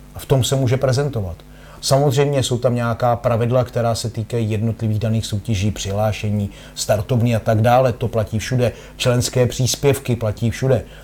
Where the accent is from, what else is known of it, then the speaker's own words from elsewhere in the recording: Czechia; byl jsem tuctový závodník z České republiky